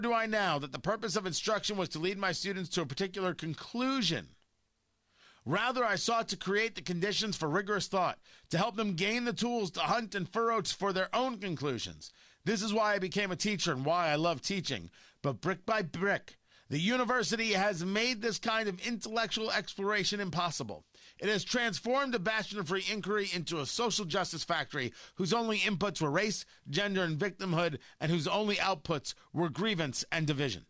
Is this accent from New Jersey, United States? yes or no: yes; New Jersey, United States; moved away as an adult; also born or lived in Arizona; I grew up in Jersey